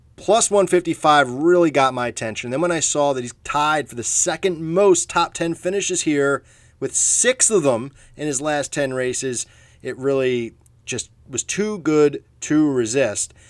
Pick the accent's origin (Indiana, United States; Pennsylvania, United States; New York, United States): Pennsylvania, United States; Philadelphia; I'm from Philadelphia, a big Philadelphia Phillies fan